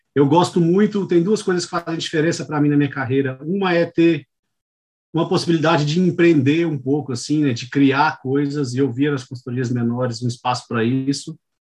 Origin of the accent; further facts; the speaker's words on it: Goiânia, Goiás, Brazil; moved away as an adult; now in São Paulo, Brazil; Eu sou natural de Goiânia, é, eu nasci e fui criado em Goiânia